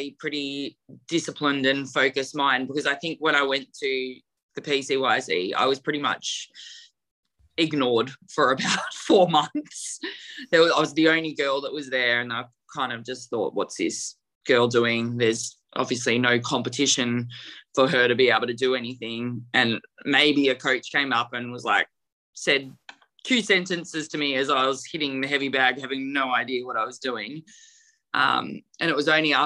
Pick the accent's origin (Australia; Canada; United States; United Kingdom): Australia; New South Wales; in my hometown area, so I had a lot of family and friends that are all there